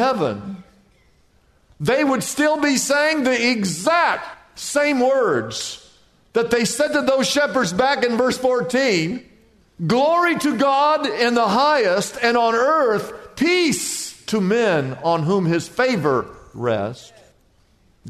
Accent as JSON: {"language": "English", "region": "Midwest", "country": "United States", "tie": "born or raised there", "moved": "yes", "lives_now": "Southern California, United States", "said": "growing up in the Midwest"}